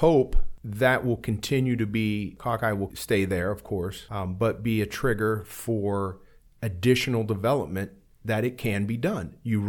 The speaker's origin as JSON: {"language": "English", "town": "Warren", "country": "United States", "tie": "born or raised there", "said": "those are some of the stories I would like to get out, too, is growing up in Warren and things like that that were done."}